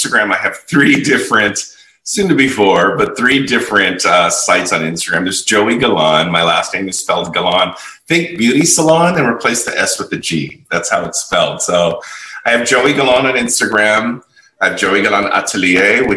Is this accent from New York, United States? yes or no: no; San Francisco, California, United States; moved away as an adult; also born or lived in Las Vegas; now in Los Angeles, United States; I've originally born and raised in San Francisco